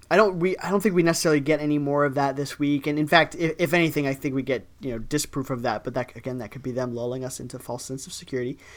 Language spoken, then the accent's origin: English; Ohio, United States; I was you know from Ohio before. We don't nobody talks about Ohio